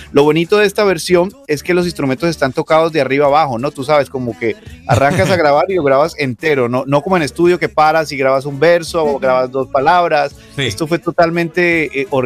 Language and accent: Spanish; Cali, Valle del Cauca, Colombia; moved away as an adult; also born or lived in Sevilla, Colombia; now in Miami, United States; yo soy colombiano de la ciudad, eh, nací en Sevilla, crecí en Cali, eh, me dediqué a la música desde muy pequeño